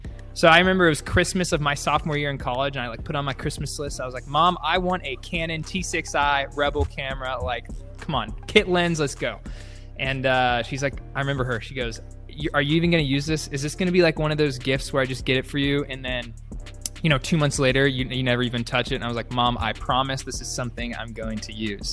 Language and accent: English; Dallas, Texas, United States; I grew up in Dallas, Texas